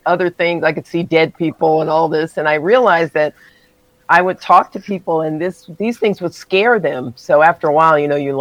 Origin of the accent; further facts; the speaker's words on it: Fort Worth, Texas, United States; moved away; also born or lived in Denver, Colorado; I was born in Denver, spent my early years with grandparents in deeply segregated Fort Worth, Texas.